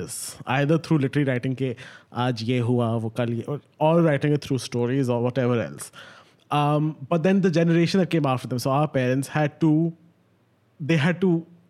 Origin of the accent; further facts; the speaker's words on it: Pakistan; now in Dubai, United Arab Emirates; I live in Dubai, but I'm Pakistani, but I'm not from... I don't have a Dubai citizenship